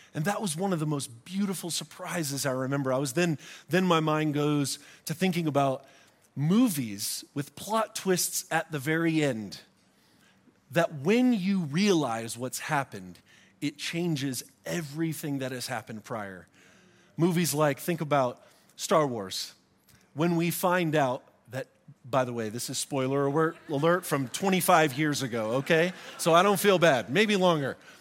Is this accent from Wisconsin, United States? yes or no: no; Florida, United States; now in Colorado Springs, United States; I grew up in Florida where palm branches were plentiful